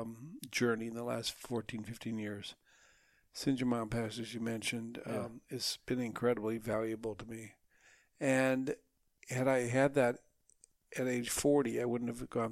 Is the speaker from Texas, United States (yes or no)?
no; Minnesota, United States; I grew up in Minnesota.